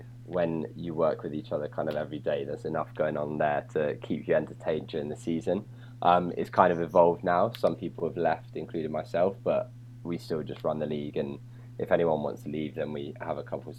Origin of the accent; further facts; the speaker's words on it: a little town just north of London, East of England, United Kingdom; now in London, United Kingdom; I'm from England. Obviously, I'm from a little town just north of London originally